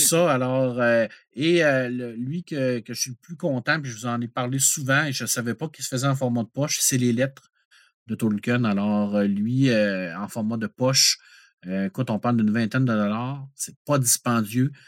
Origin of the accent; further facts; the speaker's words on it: Quebec, Canada; en tant que Québécois